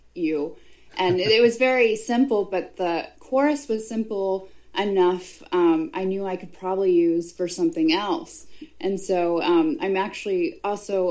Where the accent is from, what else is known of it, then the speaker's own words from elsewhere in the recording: the South, United States; also born or lived in Nashville; I'm more of a Southern girl